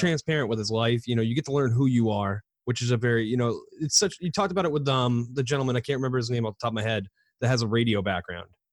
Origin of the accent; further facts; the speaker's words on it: New York, United States; Growing up in New York